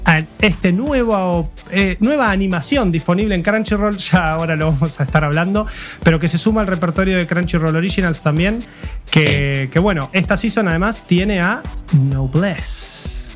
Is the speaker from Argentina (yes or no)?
yes; Argentina; como argentino viviendo